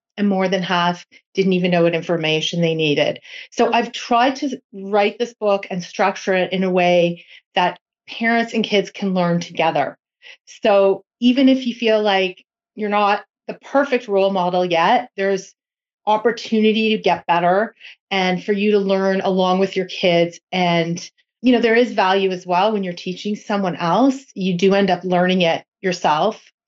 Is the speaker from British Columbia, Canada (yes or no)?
no; Toronto, Ontario, Canada; I am from Toronto